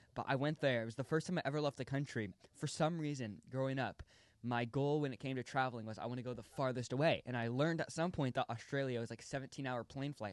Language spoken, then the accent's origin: English; United States; born or raised there